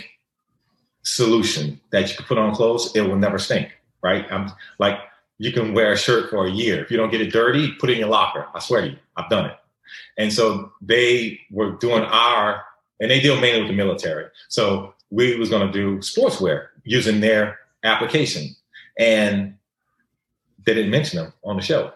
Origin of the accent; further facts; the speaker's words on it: the South, United States; we're from the South.